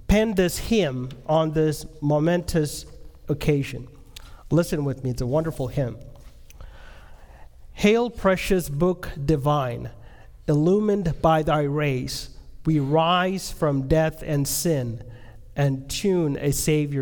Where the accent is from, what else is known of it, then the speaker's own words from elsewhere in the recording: India; I'm from India.